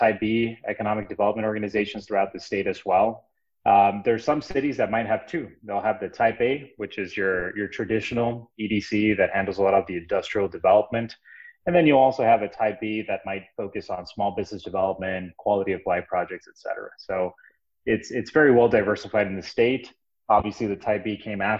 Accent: Brownsville, Texas, United States; also born or lived in Dallas-Fort Worth area, Texas; I came back down to my hometown. This is my hometown, by the way, in Brownsville, Texas.

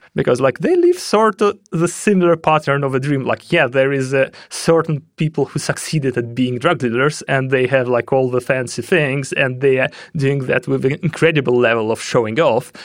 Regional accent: Russia; moved away; I'm originally from Russia

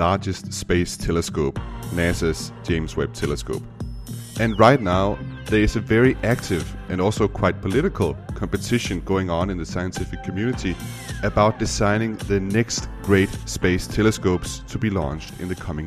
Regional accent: Denmark; first language Danish; English is a second language; in Danish, my native language

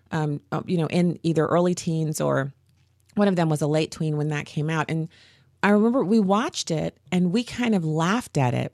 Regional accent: Germany; I knew growing up in Germany that we were in a Cold War

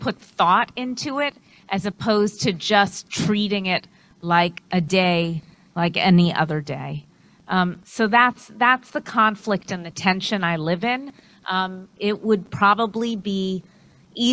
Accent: New York City, New York, United States; now in Los Angeles area, United States; I'm originally from New York City, as I'm sure you could tell from my accent.

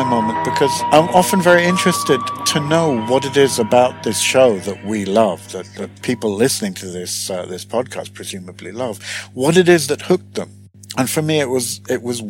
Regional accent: United Kingdom; moved away as an adult; now in Sweden; I'm British originally, Swedish naturalized now, and was born and pretty much grew up in the UK

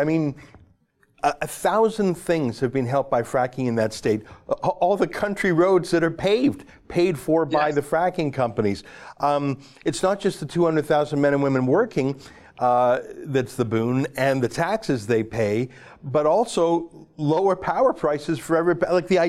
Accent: Canada; as a Canadian

